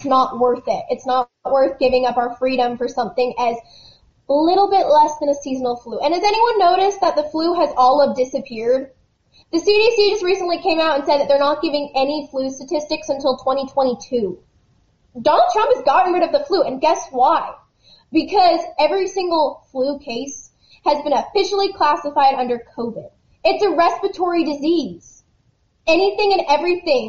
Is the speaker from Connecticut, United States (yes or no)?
no; Texas, United States; I'm a Texan